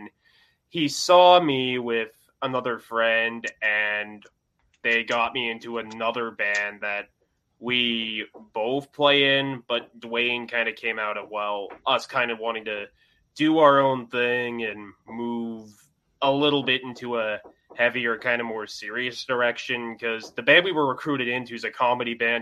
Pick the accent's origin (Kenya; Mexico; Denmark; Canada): Canada; Saskatoon, Saskatchewan; I'm from Saskatoon, Canada